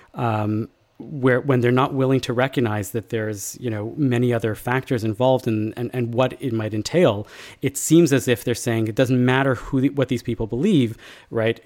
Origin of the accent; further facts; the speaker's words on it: Canada; us as Canadian Jews